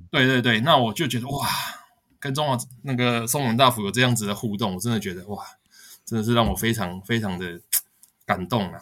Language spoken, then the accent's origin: Chinese; Taiwan; 我是台湾来的